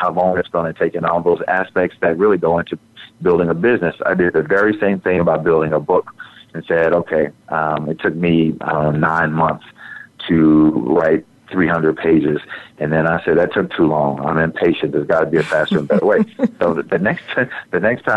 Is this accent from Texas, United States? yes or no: yes; Texas, United States; in Texas, I'm a Southerner